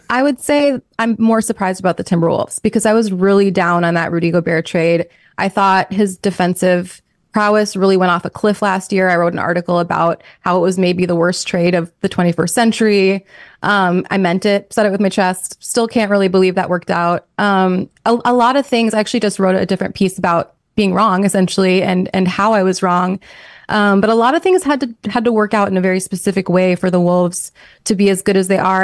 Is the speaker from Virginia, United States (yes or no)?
no; New York, United States; moved away; also born or lived in Minnesota; we're both from New York.